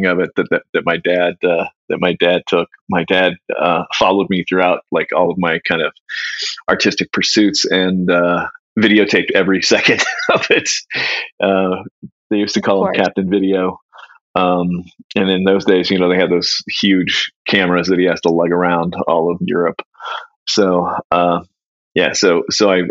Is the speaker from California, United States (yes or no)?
yes; Northern California, United States; also born or lived in San Jose, California; now in Columbus, United States; I grew up in Northern California. I was born in San Jose